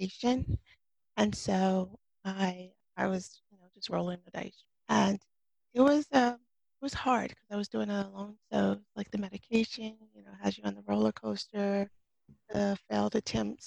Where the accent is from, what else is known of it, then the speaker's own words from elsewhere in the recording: New Jersey, United States; moved away as an adult; now in Florida, United States; I'm originally from New Jersey